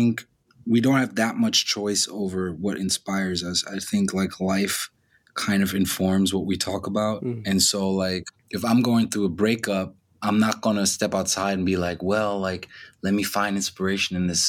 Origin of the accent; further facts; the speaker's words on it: Germany; the culture of like 90s Germany, which I grew up